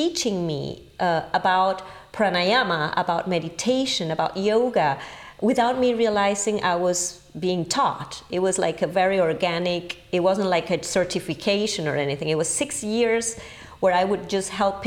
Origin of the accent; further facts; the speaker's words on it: Caracas, Capital District, Venezuela; English is a second language; moved away as an adult; also born or lived in England / Paris; I was born in Venezuela, in Caracas, the capital.